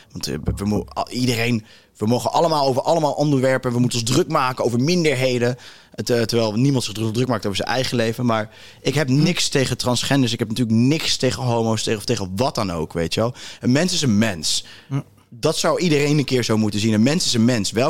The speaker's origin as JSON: {"language": "Dutch", "country": "South Africa", "tie": "born or raised there", "also_born_or_lived": "Cape Town", "second_language": "Dutch", "moved": "yes", "lives_now": "Netherlands", "said": "ik ben in Zuid-Afrika"}